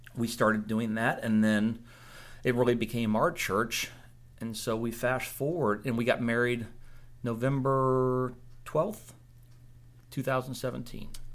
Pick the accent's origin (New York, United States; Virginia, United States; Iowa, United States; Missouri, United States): Virginia, United States; Springfield; I grew up in Springfield, Virginia, which was right outside Washington, D.C.